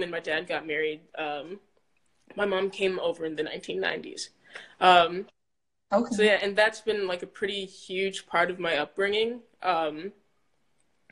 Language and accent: English; Fitchburg, Wisconsin, United States; also born or lived in Schaumburg, Illinois; we moved over there when I was about 5 or so years old